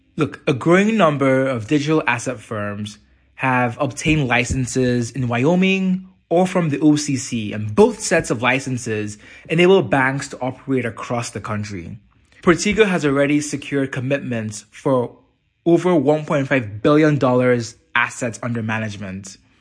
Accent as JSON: {"language": "English", "country": "Nigeria", "said": "Nigeria, my home country"}